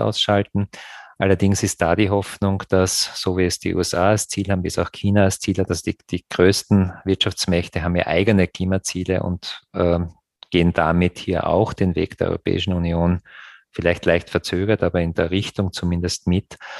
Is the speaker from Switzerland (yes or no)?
no; Graz, Styria, Austria; meine Heimatstadt Graz